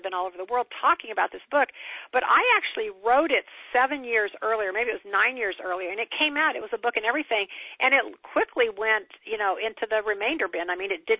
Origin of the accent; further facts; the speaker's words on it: Kansas, United States; I'm from Kansas, small town in Kansas